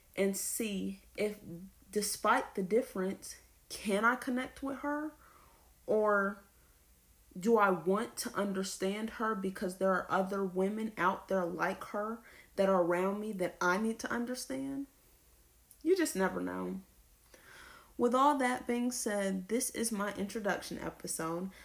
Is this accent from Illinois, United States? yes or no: no; Lawrenceville, Georgia, United States; I am from Lawrenceville, Georgia